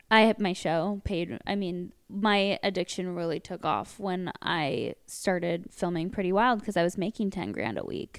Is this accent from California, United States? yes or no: yes; Westlake Village, California, United States; We grew up in Westlake